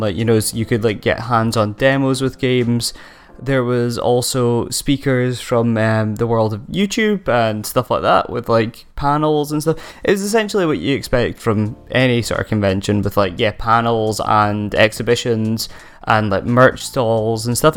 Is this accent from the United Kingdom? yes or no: yes; Aberdeen, Scotland, United Kingdom; accent: Doric; Five Game Studios based in Aberdeen, my hometown